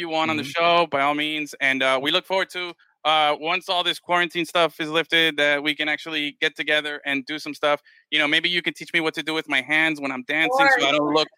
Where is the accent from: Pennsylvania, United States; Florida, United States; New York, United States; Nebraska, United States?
Florida, United States; Miami; as a Hispanic kid growing up in Miami